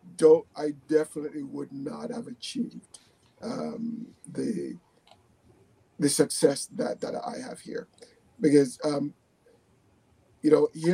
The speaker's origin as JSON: {"language": "English", "country": "Jamaica", "tie": "born or raised there", "moved": "yes", "lives_now": "Canada"}